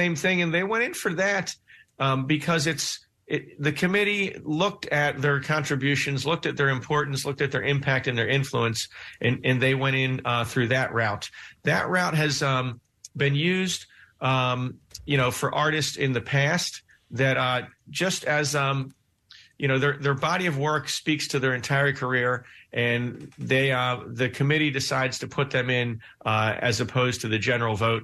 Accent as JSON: {"language": "English", "town": "Philadelphia", "region": "Pennsylvania", "country": "United States", "tie": "born or raised there", "said": "I grew up in the Philadelphia area"}